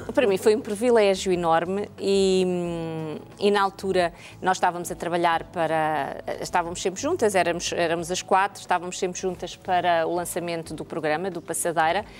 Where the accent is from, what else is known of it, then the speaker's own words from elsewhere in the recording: Jamba, Huíla, Angola; also born or lived in Sá da Bandeira (Lubango), Angola; now in Portugal; eu nasci na, na, na, Jamba, na Jamba, que era uma zona mineira